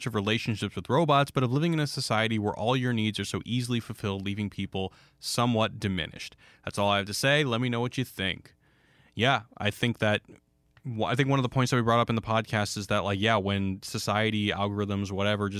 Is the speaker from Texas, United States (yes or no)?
yes; Houston, Texas, United States; growing up in Houston where it was like 100 degrees